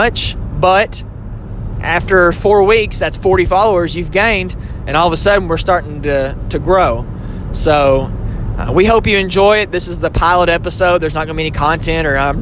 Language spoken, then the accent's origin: English; Southern Kentucky, United States; accent: country twang; I am from Southern Kentucky, so sometimes my country twang may come out of me